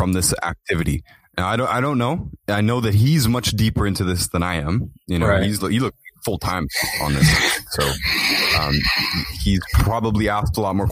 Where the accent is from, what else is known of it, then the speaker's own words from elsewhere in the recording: Toronto, Ontario, Canada; I filmed what I thought was a pyramid in my hometown, in East Toronto